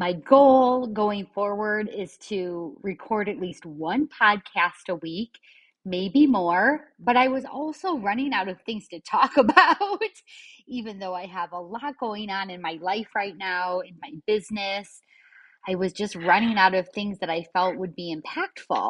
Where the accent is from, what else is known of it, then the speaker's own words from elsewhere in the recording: Michigan, United States; moved away as an adult; now in Florida, United States; I left my home state of Michigan and I finally moved to my dream state of Florida